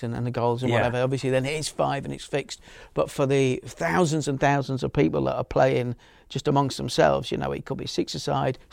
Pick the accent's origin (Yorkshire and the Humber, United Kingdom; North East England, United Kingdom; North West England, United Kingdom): Yorkshire and the Humber, United Kingdom; Leeds; When I was growing up in Leeds, there were no Hollywood superstars walking around